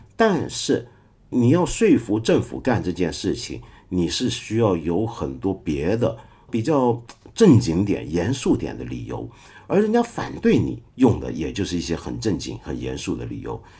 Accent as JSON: {"language": "Chinese", "country": "China", "said": "我们中国人"}